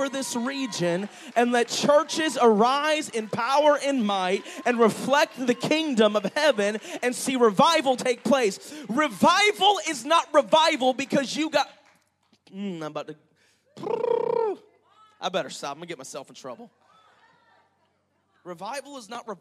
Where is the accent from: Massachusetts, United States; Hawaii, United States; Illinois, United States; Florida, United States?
Florida, United States; Panama City; moved away as an adult; now in Crestview, United States; we're originally from Panama City